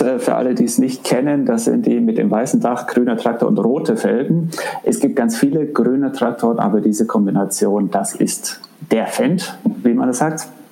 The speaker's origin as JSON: {"language": "German", "town": "Augsburg", "region": "Bavaria", "country": "Germany", "tie": "born or raised there", "also_born_or_lived": "Africa / Düsseldorf", "said": "wir sind dann äh, zurückgekommen nach Augsburg, ähm, wobei ich davor nie in Augsburg war und äh, habe dann hier den letzten Teil meiner Grundschule und die Schullaufbahn gemacht"}